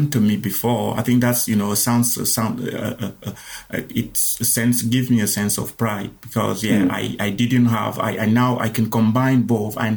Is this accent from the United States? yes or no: no; Cameroon; moved away as an adult; I'm originally from Cameroon, and I immigrated here around 13, 14 years ago as an asylum seeker. And when I moved here, I was pretty, you know, already an adult.